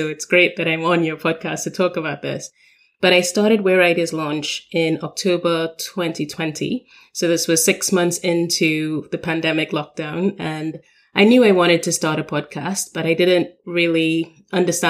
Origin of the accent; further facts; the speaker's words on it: Trinidad & Tobago; moved away as an adult; now in London, United Kingdom; I come from Trinidad and Tobago. We are considered a small island developing state